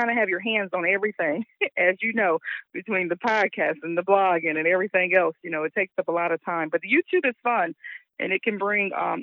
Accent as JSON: {"language": "English", "region": "Michigan", "country": "United States", "tie": "born or raised there", "also_born_or_lived": "Newark, New Jersey", "moved": "yes", "lives_now": "Charlotte, United States", "said": "I'm originally from Newark, New Jersey, but I grew up in Michigan, so I generally reference to Michigan."}